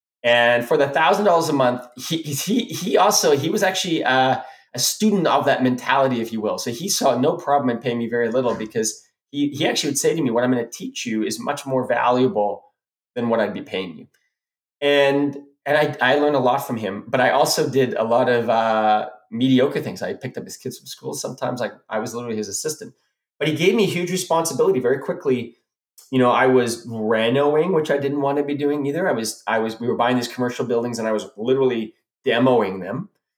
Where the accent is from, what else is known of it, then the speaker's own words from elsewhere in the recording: South Africa; moved away; because that's where we're from, we're immigrated from South Africa.